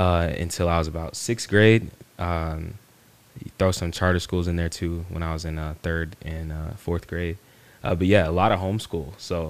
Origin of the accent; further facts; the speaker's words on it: Dallas, Texas, United States; also born or lived in Duncanville, Texas / Grand Prairie, Texas; I grew up in South Dallas, born in South Dallas.